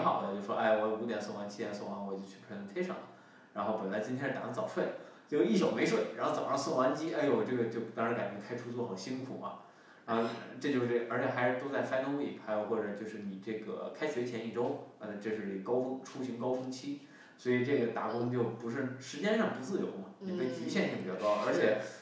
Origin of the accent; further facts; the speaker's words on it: China; moved away; also born or lived in United States; 我们中国人